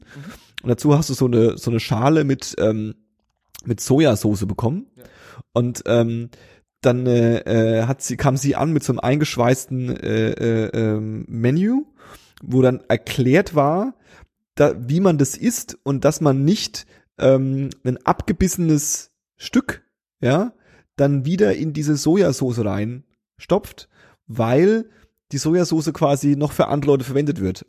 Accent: Berlin, Germany

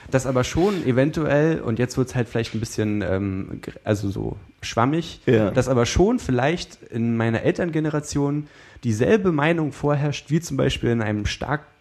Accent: East Germany, Germany; ich komme halt aus dem Osten und für mich war es halt früher so, die Nazis sind böse

